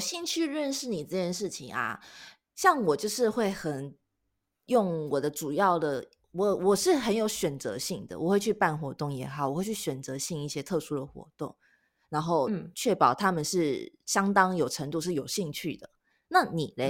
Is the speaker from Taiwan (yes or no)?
yes; Taiwan; moved away; 我是台湾人